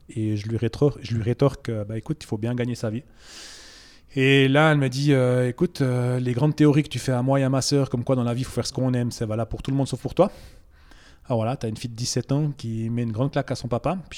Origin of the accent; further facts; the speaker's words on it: Bourgogne-Franche-Comté, France; C'est une région que je ne connaissais pas parce que j'ai oublié de dire, je viens du Jura à la base.